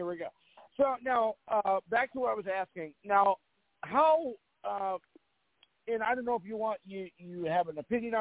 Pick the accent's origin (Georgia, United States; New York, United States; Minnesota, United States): Minnesota, United States; Moorhead; around my hometown in Moorhead, Minnesota